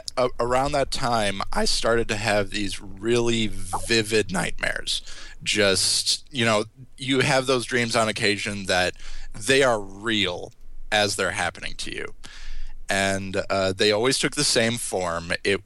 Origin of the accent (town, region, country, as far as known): Wisconsin, United States; born or raised there; also born or lived in Medford, Wisconsin